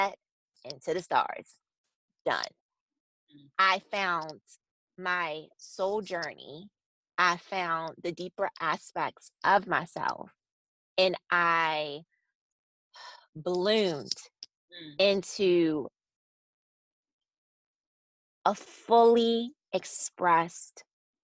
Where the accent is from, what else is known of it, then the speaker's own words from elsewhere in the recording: Baltimore, Maryland, United States; moved away as an adult; now in Los Angeles, United States; I grew up in Baltimore City